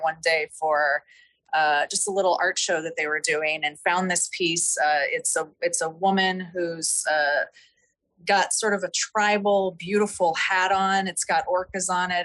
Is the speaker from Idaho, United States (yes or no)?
yes; Nevada and Southern Idaho, United States; I grew up in Nevada and in Southern Idaho